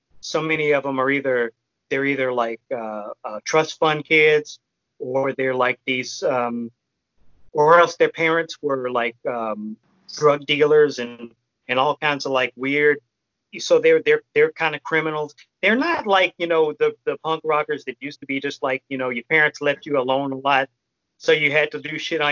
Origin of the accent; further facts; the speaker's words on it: Chicago, Illinois, United States; now in Austin, United States; I grew up in Chicago